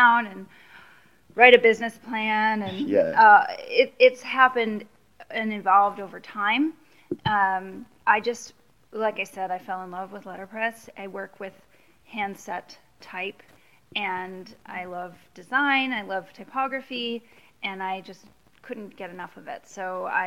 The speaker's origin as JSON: {"language": "English", "town": "Oak Park", "region": "Illinois", "country": "United States", "tie": "born or raised there", "also_born_or_lived": "St. Paul", "moved": "as an adult", "lives_now": "Minneapolis, United States", "said": "I grew up just outside of Chicago in Oak Park, Illinois, and I came to Minnesota to go to college"}